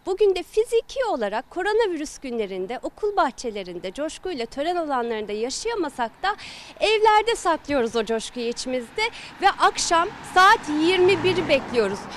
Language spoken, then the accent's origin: Turkish; Ordu, Turkey; moved away; Ordu'daydım. Deniz kenarında bahçeli bir evde büyüdüm.